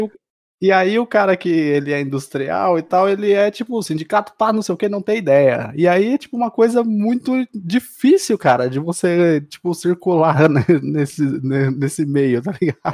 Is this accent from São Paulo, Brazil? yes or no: yes; Mauá, São Paulo, Brazil; eu sou de Mauá